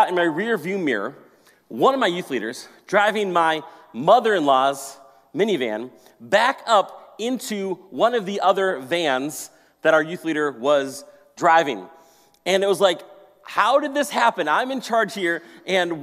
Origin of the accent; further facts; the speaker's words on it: Maple Grove, Minnesota, United States; also born or lived in Colorado; I grew up in Maple Grove here in this area